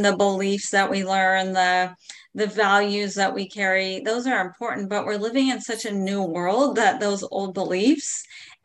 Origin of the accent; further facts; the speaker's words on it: San Diego, California, United States; I was born in San Diego, California